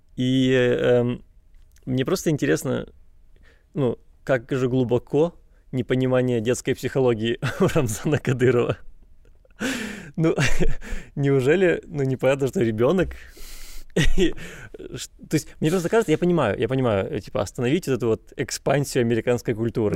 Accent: Chornomorsk, Odesa Oblast, Ukraine; Я из Ильичевска. Ильичевску 40 лет. Там нет ни одного экскурсовода.

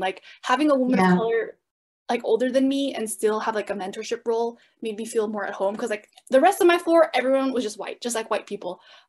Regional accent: San Jose, California, United States; As a student at Santa Clara, I grew up in San Jose, California, and San Jose has the biggest population of Vietnamese people outside of Vietnam.

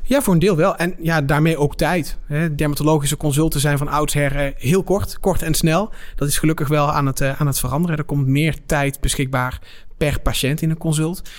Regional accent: Netherlands

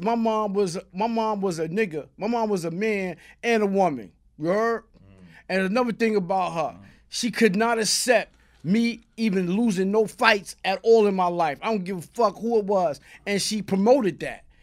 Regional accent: New York City, New York, United States; Born and raised, three three six Blake.

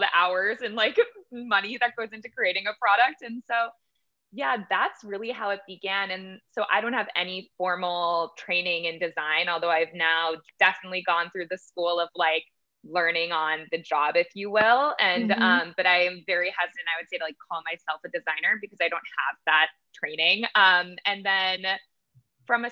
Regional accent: Massachusetts, United States; moved away; also born or lived in New York; we manufacture in Massachusetts, which is my home state

